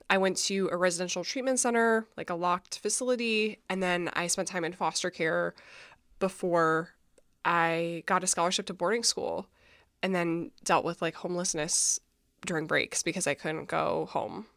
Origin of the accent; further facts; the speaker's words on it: Minnesota, United States; I'm from Minnesota. I grew up super religious